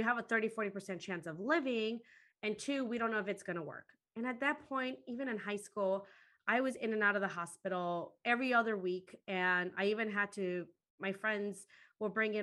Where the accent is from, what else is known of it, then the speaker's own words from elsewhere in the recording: Chicago, Illinois, United States; also born or lived in Guatemala; I ended up growing up in Chicago